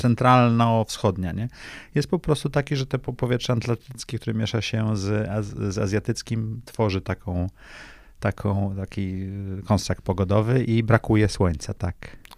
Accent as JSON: {"language": "Polish", "area": "Tricity", "region": "Pomeranian Voivodeship", "country": "Poland", "moved": "yes", "said": "ja jestem z nadmorza, jestem z Trójmiasta."}